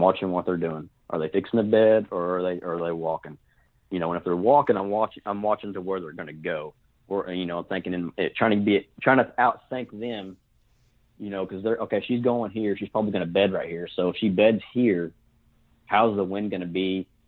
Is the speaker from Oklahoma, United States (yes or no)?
yes; Fort Gibson, Oklahoma, United States; now in Muskogee, United States; I'm from actually from Fort Gibson, Oklahoma. I live in Muskogee now